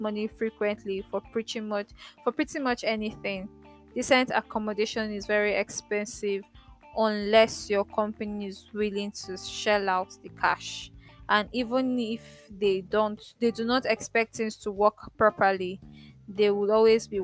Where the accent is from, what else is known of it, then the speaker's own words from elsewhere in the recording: Port Harcourt, Rivers State, Nigeria; moved away; also born or lived in Lagos; I grew up in Port Harcourt